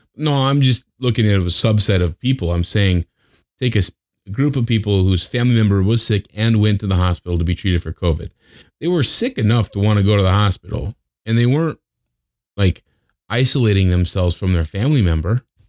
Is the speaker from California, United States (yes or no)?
no; Wyoming, United States; now in Las Vegas, United States; I grew up in Wyoming